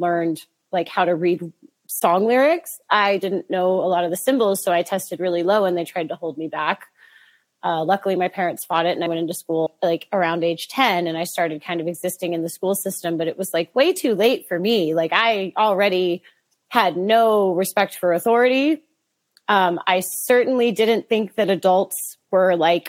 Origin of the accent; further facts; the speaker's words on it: Boring, Oregon, United States; I grew up in Boring, Oregon. It's a real place